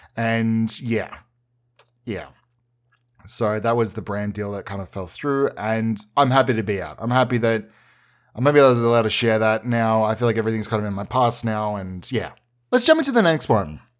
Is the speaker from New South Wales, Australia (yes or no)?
no; Melbourne, Victoria, Australia; since I was a wee boy growing up in Melbourne